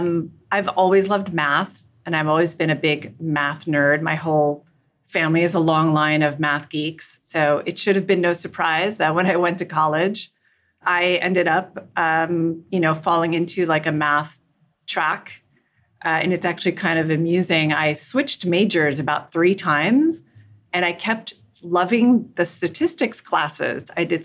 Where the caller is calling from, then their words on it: Manhattan, New York, United States; I'm joining you from Lower Manhattan, right across from Statue of Liberty in the World Financial Center.